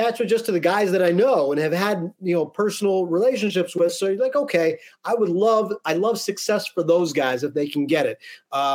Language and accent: English; about 2 hours west of Philadelphia, Pennsylvania, United States; born and raised in Pennsylvania, about 2 hours west of Philadelphia